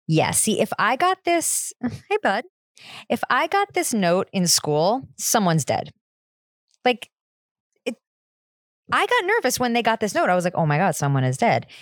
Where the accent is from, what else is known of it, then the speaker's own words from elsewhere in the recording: New Jersey, United States; I am from New Jersey